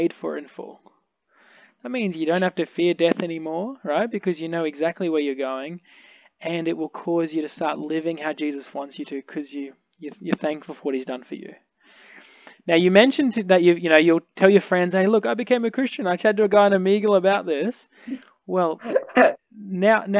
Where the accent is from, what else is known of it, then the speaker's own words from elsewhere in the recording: Australia; I'm from Australia.